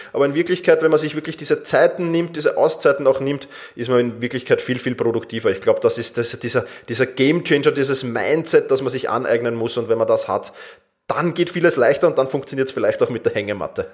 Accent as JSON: {"language": "German", "region": "Vienna", "country": "Austria", "said": "ich komme aus Wien"}